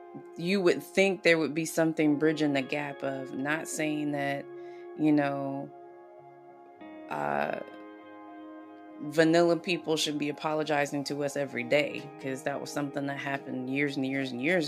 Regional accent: the South, United States; moved away; growing up in the South

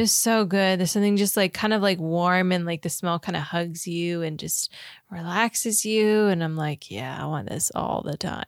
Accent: Florida, United States; Growing up in Florida

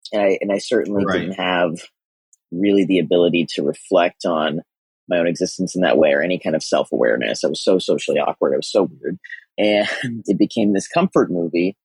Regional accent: Kansas, United States; I was raised in Kansas

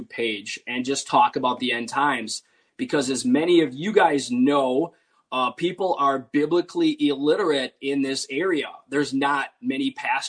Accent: Wisconsin, United States; moved away as an adult; now in West Tennessee, United States; I grew up in Wisconsin, but had recently moved to West Tennessee.

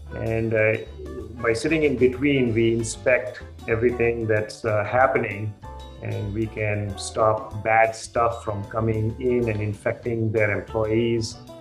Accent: Jamshedpur, Jharkhand, India; moved away; I was born and brought up in India. I grew in a little place called uh, Jamshedpur. Uh, it's in the state of Bihar in India.

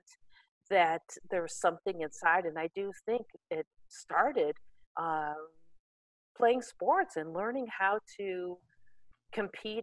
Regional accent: Gary, Indiana, United States; I grew up in Gary, Indiana

